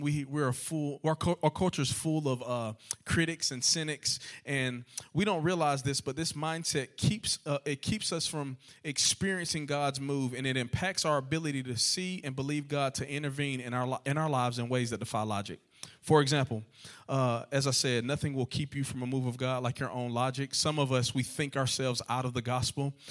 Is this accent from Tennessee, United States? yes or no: no; Georgia, United States; also born or lived in Lower Alabama; now in Alabama, United States; I'm actually from Georgia. I'm a Georgia boy at heart.